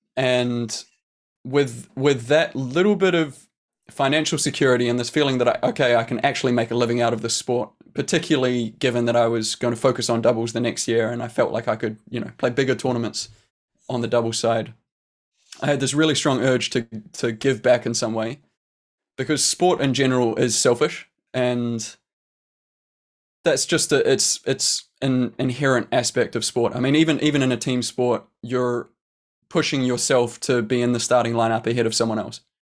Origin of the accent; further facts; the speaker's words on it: New Zealand; growing up in New Zealand